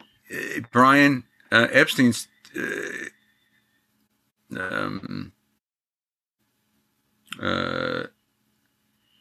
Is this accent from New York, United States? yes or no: yes; New York, United States; I grew up in New York